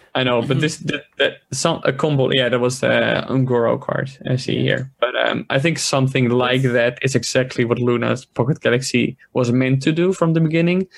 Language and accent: English; Netherlands; I'm from the Netherlands, it's like a quarter past eleven